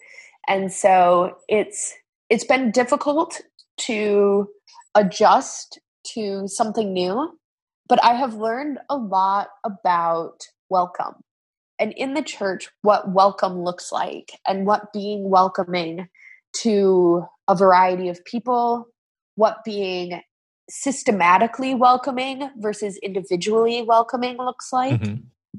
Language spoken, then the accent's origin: English; South Dakota, United States; moved away as an adult; also born or lived in Sioux Falls; now in Northern Virginia, United States; growing up in South Dakota, I was very, very used to having a high indigenous population in the church